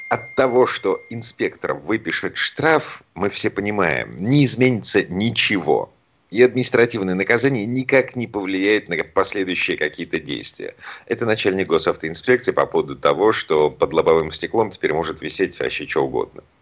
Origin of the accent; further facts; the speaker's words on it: Saint Petersburg, Russia; А да, я из Петербурга